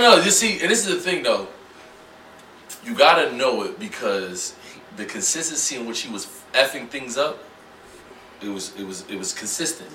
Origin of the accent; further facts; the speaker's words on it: Youngstown, Ohio, United States; moved away; I'm from Youngstown, Ohio